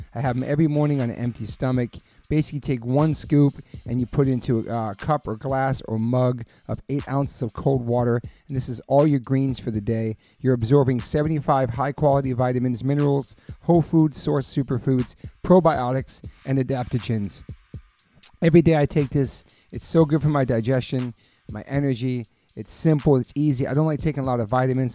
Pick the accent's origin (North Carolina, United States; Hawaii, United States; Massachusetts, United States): Massachusetts, United States; Taunton; I was born in Taunton, Massachusetts